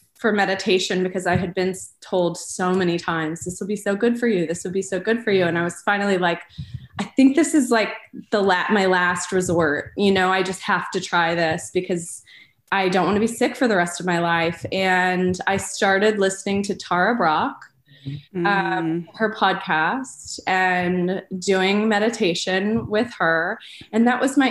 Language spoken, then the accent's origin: English; Oregon, United States; moved away as an adult; also born or lived in Kansas City / St. Louis / Bay Area, California; I was born in Kansas City and then moved to Oregon when I was a young girl and grew up on a ranch there until about middle school, high school, and then kind of went back and forth between there and St. Louis